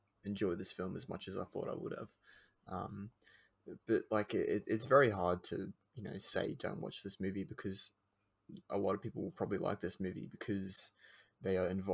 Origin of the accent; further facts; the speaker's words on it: Australia; We're Australian.